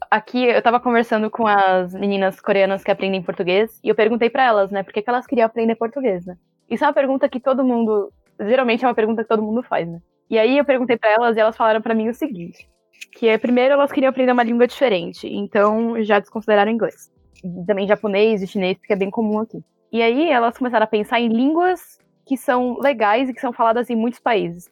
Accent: Brazil; para mim, que sou brasileira

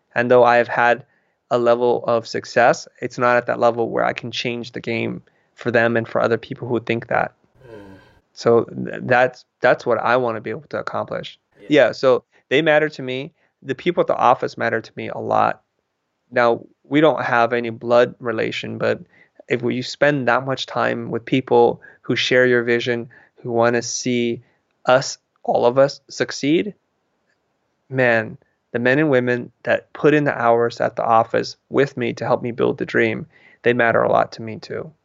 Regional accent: San Jose, California, United States; moved away as an adult; now in Los Angeles, United States; I live in Los Angeles, which is a couple hundred miles away from where I grew up in San Jose

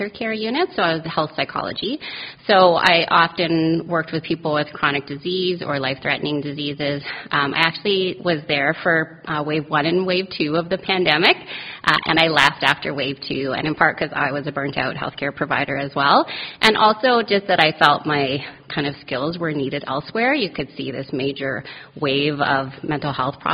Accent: Calgary, Alberta, Canada; moved away as an adult; also born or lived in Vancouver, Canada; now in Halifax, Canada; I grew up in Calgary, and I've been in Halifax since 2007.

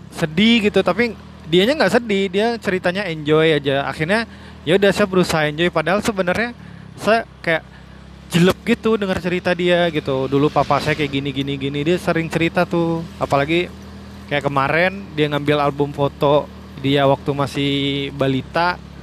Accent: Suger, West Sumatra, Indonesia; moved away as an adult; now in Padang, Indonesia; Suger itu nama kampung atau desa saya lahir dan dibesarkan

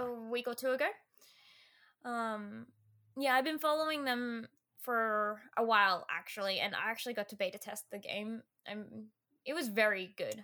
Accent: Australia; I'm an Australian small streamer

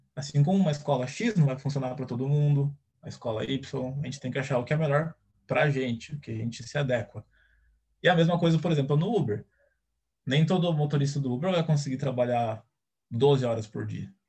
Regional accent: Brazil; Eu nunca fui nem para o Paraguai, então eu nunca saí do Brasil de jeito nenhum

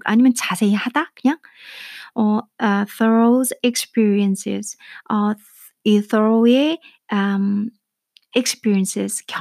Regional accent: South Korea

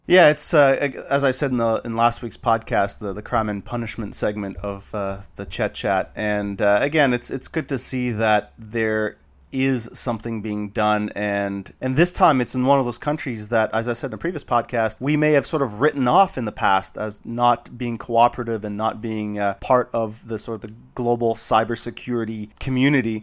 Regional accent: Canada; as a Canadian

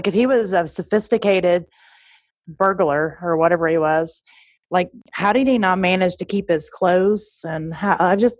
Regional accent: Tennessee, United States; I grew up in Tennessee, so I'm used to some really country statements

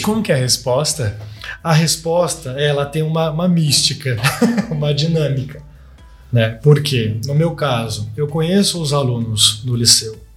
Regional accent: Lorena, São Paulo, Brazil; moved away; a minha cidade, eu sinto, nossa, lá é o meu berço

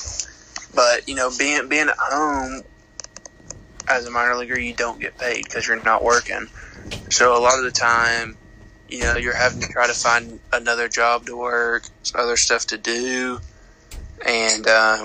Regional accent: Maryville, Tennessee, United States; also born or lived in Lynchburg, Tennessee; I'm from Maryville, Tennessee. I'm 21 years old. I went to Maryville High School

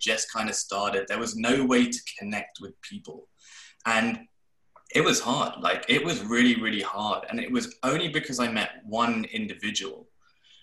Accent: London, United Kingdom; when I was growing up in London

